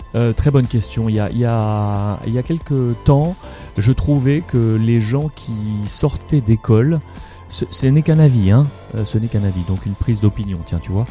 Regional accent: Morocco; moved away; le continent africain sur lequel je suis né, au Maroc

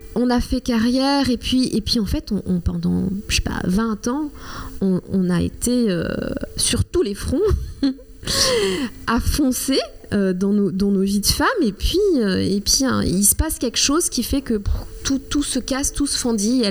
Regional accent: Rwanda; first language Kinyarwanda; French is a second language; now in France; pas très loin de là où je suis née, où j'ai grandi, au Rwanda

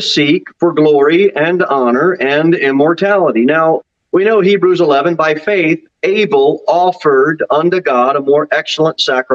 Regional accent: New Jersey, United States; also born or lived in Florida; now in Tennessee, United States; Growing up in New Jersey and even spending some time in Florida

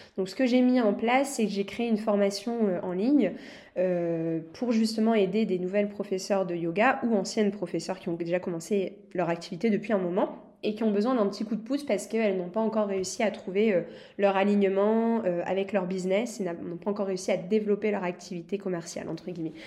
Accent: France; je suis française, j'adore mon pays

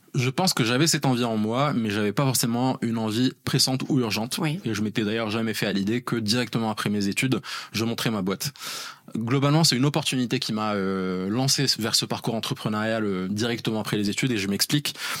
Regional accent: Rabat, Rabat-Salé-Kénitra, Morocco; moved away as an adult; also born or lived in Grenoble; j'ai grandi à Rabat au Maroc. j'ai passé toute mon enfance et adolescence.

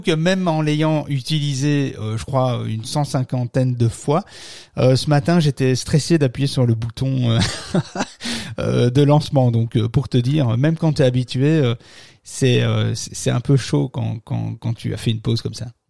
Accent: Belgium; chez nous en Belgique.

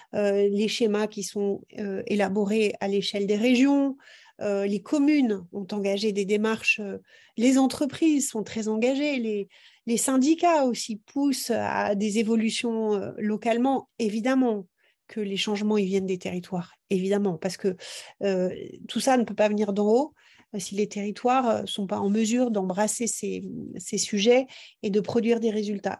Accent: Brittany, France; chez nous en Bretagne

